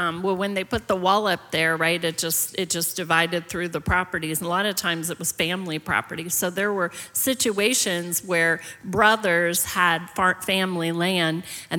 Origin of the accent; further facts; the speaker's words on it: Mercer County, Pennsylvania, United States; moved away as an adult; So God led me to go back to Pennsylvania, actually to my home county, Mercer County.